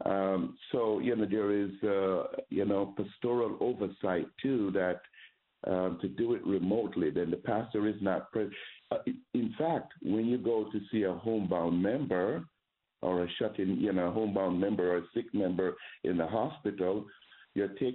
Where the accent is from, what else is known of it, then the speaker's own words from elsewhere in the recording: Jamaica; moved away; I grew up Roman Catholic in Jamaica